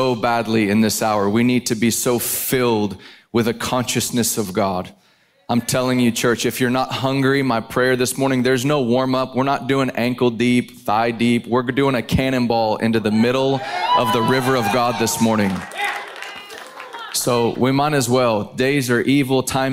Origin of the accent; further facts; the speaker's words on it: Dallas, Texas, United States; I am from Dallas, but I have family in Cincinnati